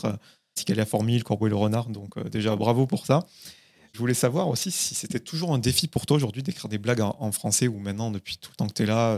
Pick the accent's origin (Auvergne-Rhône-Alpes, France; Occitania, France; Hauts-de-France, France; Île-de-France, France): Occitania, France; Carcassonne; also born or lived in Toulouse; now in Paris, France; j'ai vécu 7 ans à Toulouse, mais je suis originaire de Carcassonne